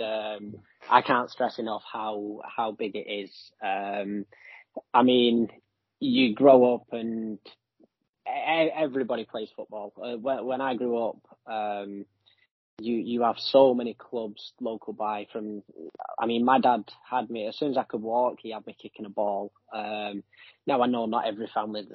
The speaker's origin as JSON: {"language": "English", "town": "Manchester", "region": "North West England", "country": "United Kingdom", "moved": "yes", "said": "I'm from England. I'm from Manchester, which is in the northwest of England"}